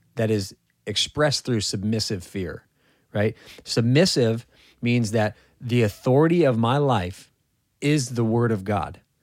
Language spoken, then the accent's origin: English; California, United States; moved away; I'm from California